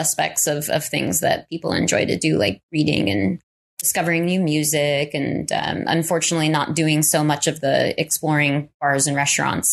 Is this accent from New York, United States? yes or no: yes; New York, United States; moved away; I grew up in New York and I have friends that are still there